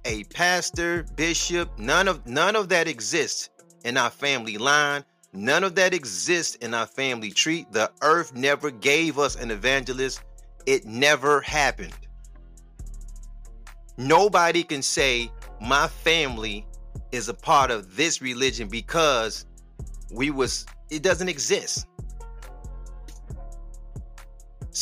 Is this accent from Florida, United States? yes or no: no; Detroit, Michigan, United States; I'm from Detroit